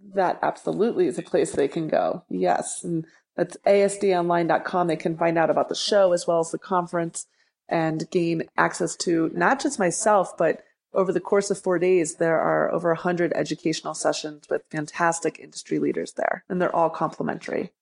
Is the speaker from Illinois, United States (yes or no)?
yes; Libertyville, Illinois, United States; now in Denver, United States; I grew up outside of Chicago in a town called Libertyville